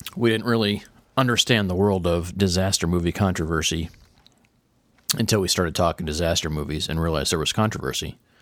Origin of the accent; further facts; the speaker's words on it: Tornado Alley, United States; growing up in Tornado Alley, hearing tornado sirens